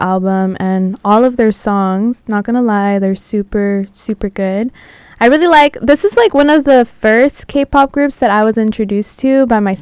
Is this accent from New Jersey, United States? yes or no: no; San Diego, California, United States; moved away as an adult; also born or lived in Tijuana, Mexico; now in Los Angeles, United States; I was born in Tijuana, raised in San Diego, and I've been living in LA now for almost 4 years